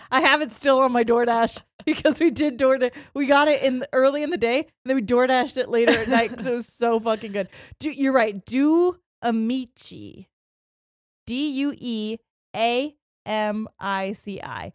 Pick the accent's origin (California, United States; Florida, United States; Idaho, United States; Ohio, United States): Ohio, United States; we're from Ohio